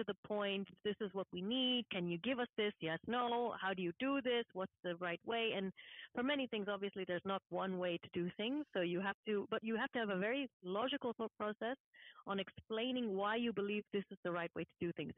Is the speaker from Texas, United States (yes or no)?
yes; Houston, Dallas area, Texas, United States; moved away as an adult; also born or lived in Massachusetts / Washington, D.C. / Germany; now in Switzerland; I'm from the Houston, Dallas area